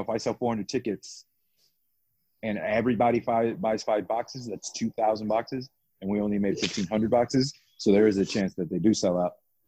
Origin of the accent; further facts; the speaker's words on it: Florida, United States; also born or lived in New York / Georgia / Maryland; now in Austin, United States; I'm a New Yorker. I grew up in Florida.